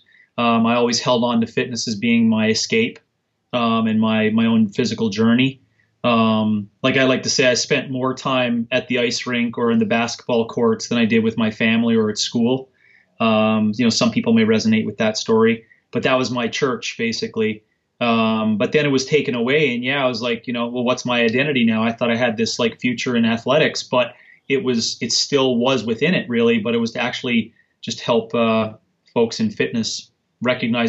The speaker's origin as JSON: {"language": "English", "country": "Canada", "tie": "born or raised there", "said": "I was born and raised in Canada."}